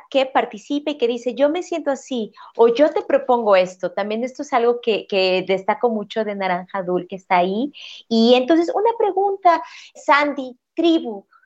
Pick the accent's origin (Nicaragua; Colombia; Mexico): Mexico; Guadalajara, Jalisco; cuando visitaba mi, mi ciudad, yo soy de Guadalajara, cuando iba a Guadalajara era con mis otros abuelos maternos